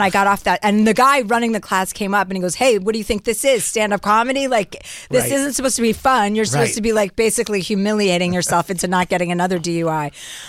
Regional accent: Livingston, New Jersey, United States; Livingston, New Jersey, wow. And then Martha's Vineyard in the summertime

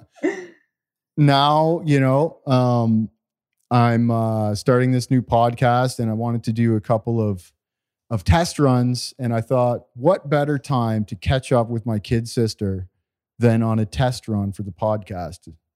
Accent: Walkerton, Ontario, Canada; we grew up in Canada in a small community called Walkerton, Ontario

